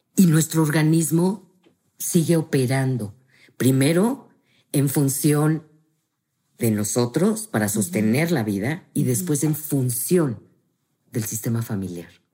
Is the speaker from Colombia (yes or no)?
no; Mexico; como buenos mexicanos, sí somos gente de ritual